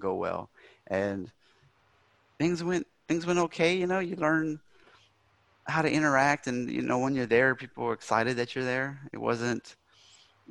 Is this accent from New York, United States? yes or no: no; South Louisiana, United States; born or raised there; moved away as an adult; now in Germany